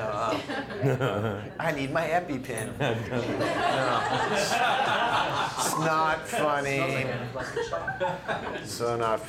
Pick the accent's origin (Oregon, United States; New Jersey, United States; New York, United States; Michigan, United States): Oregon, United States; Eugene; moved away; I'm a Northwest kid. I grew up in the Eugene Springfield area.